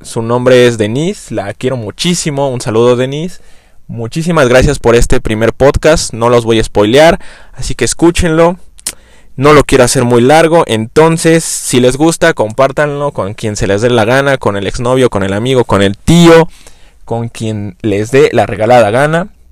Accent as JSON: {"language": "Spanish", "region": "Mexico City", "country": "Mexico", "said": "soy chilango"}